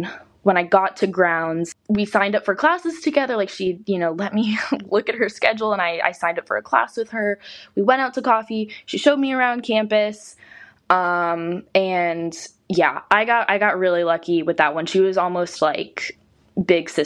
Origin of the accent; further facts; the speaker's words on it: Georgia, United States; moved away as an adult; I'm from Georgia